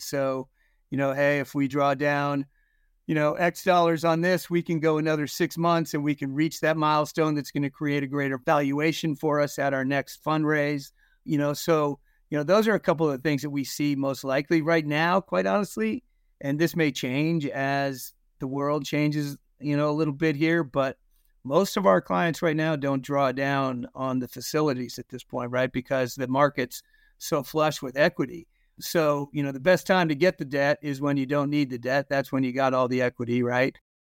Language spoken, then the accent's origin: English; Concord, Massachusetts, United States; also born or lived in New Jersey / Ohio; I ended up growing up really in conquered Massachusetts